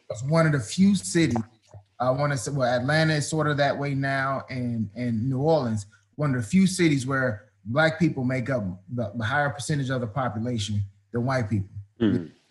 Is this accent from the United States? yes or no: yes; Prince George's County, Maryland, United States; also born or lived in Washington, D.C.; I uh, born there, grew up right outside of D.C. in Prince George's County, Maryland